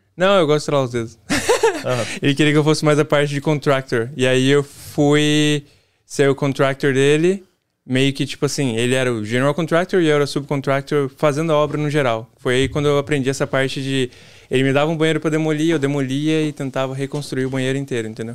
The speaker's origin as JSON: {"language": "Portuguese", "region": "São Paulo", "country": "Brazil", "tie": "born or raised there", "also_born_or_lived": "Ilhéus, Bahia / Pindamonhangaba, São Paulo", "moved": "as an adult", "lives_now": "Massachusetts, United States", "said": "Eu sou de São Paulo, nascido em Ilhéus, mas vivi em São Paulo minha vida toda"}